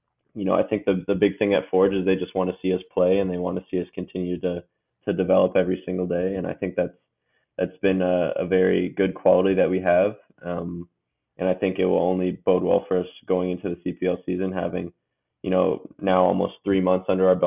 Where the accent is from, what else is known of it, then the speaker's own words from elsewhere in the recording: Curtis, Ontario, Canada; also born or lived in Michigan; now in Hamilton, Canada; Hamilton is about like an hour and a half from my hometown of Curtis, Ontario